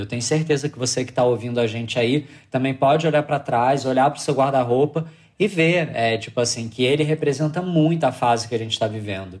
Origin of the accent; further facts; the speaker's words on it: Rio de Janeiro, Brazil; eu sou do Rio